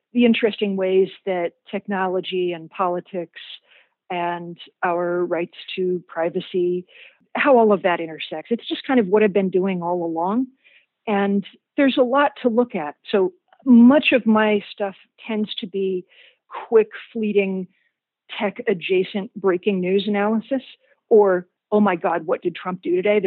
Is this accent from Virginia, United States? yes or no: yes; Richmond, Virginia, United States; I was from Richmond, Virginia